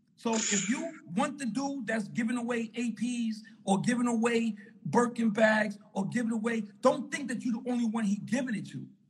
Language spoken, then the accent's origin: English; New York City, New York, United States; I'm from Harlem, New York